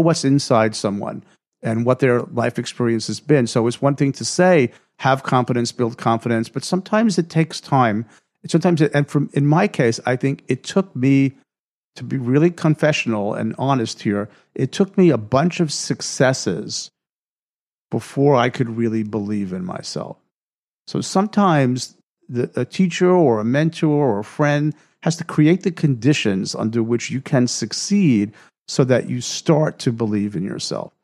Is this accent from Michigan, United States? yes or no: no; New York, United States; I grew up in New York, surrounded by all these really successful people